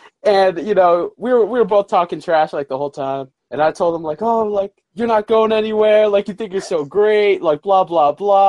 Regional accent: Dobbs Ferry, New York, United States; born or raised there

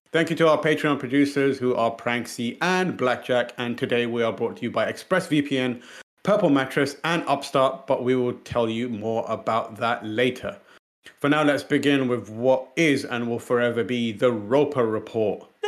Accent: United Kingdom; as, as British people

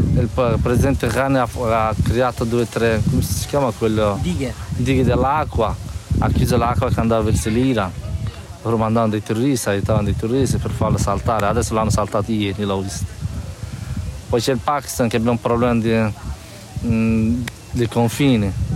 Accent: Badakhshan, Afghanistan; Italian is a second language; moved away as an adult; also born or lived in Kabul, Afghanistan / Modena, Italy / Turin, Italy; now in Italy; io vengo dal nord-est del, dell'Afghanistan e mi sono di Bar- la città si chiama Badakhshan, però io abitavo, abitavo a Kabul

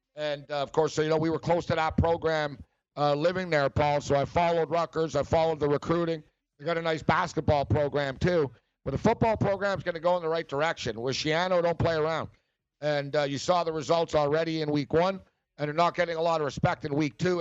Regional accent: Montreal, Quebec, Canada; moved away; also born or lived in Los Angeles; I'm from Montreal

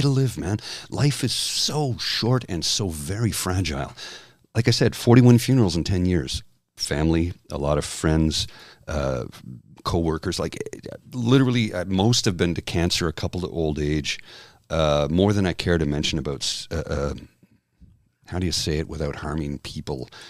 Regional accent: Canada; also born or lived in Ottawa; as a Canadian

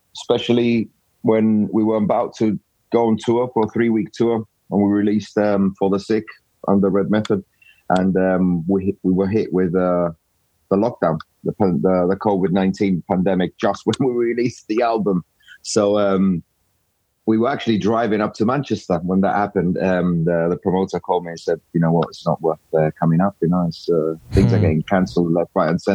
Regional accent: Gibraltar; moved away as an adult; I'm from Gibraltar

